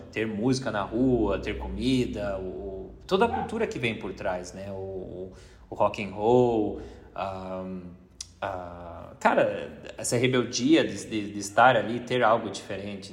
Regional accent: Brazil; sou do Brasil

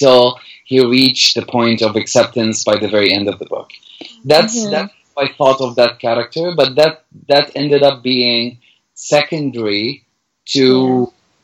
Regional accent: Damascus, Damascus Governorate, Syria; English is a second language; moved away as an adult; now in Canada; I was born in Damascus in 1984 and I grew up and I had my childhood.

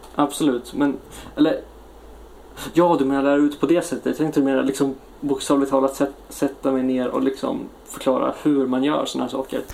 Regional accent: Sweden; now in Japan; de perks vi har hemma i Sverige

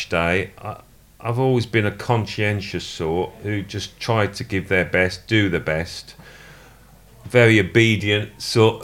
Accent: Birmingham, West Midlands, United Kingdom; I was brought up in Birmingham

